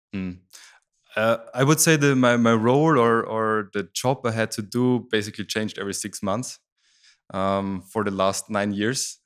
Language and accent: English; Styria, Austria; I grew up in Styria, that's the south part of Austria